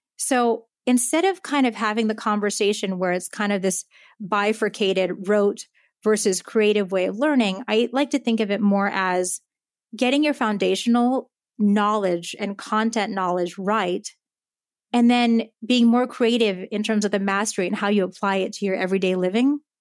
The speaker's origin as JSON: {"language": "English", "country": "United States", "tie": "born or raised there", "also_born_or_lived": "Japan / Tokyo, Japan / Palo Alto, California", "first_language": "Japanese", "moved": "as an adult", "said": "I'm half Japanese, uh, half American, and I grew up mostly in the Connecticut, New York City area"}